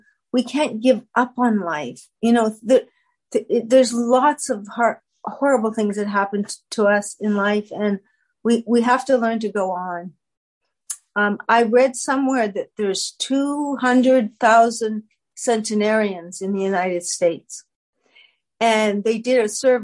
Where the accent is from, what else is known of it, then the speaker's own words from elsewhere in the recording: Canada; I'm a Canadian